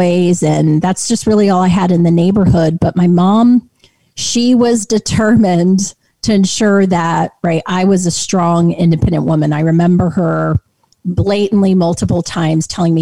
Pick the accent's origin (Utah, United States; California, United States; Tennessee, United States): Utah, United States; Clinton; I grew up in Clinton, Utah, of all places